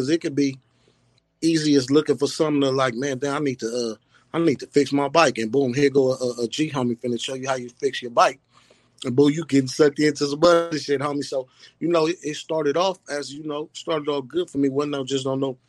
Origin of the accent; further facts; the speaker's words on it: Lynwood, California, United States; I'm from Linwood, California, man. It's a small city stuck between Compton on this side, Watts on this side